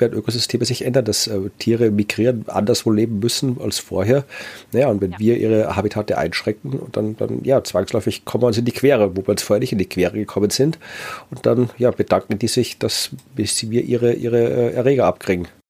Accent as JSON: {"language": "German", "area": "Wachau", "region": "Lower Austria", "country": "Austria", "tie": "born or raised there", "moved": "yes", "said": "meiner Heimat der Wachau"}